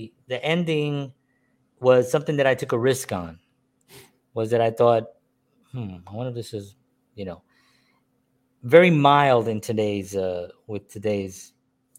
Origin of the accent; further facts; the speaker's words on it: New York City, New York, United States; I'm a Puerto Rican man born and raised in the South Bronx